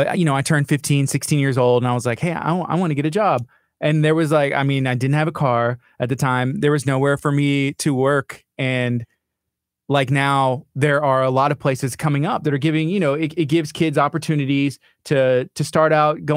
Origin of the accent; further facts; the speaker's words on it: La Marque, Texas, United States; Yeah, I grew up in Lamarck. I moved to Lamarck when I was about 10 years old. And, you know, my parents still live in Lamarck about 5 miles away from this